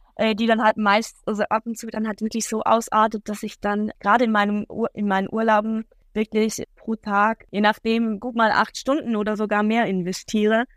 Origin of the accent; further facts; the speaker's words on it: Switzerland; Ich bin aus der Schweiz.